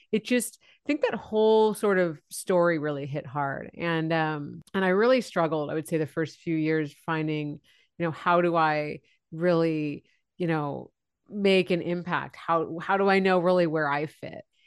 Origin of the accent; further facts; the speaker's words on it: San Francisco Bay Area, California, United States; I grew up in the San Francisco Bay Area. So I'm, still live here now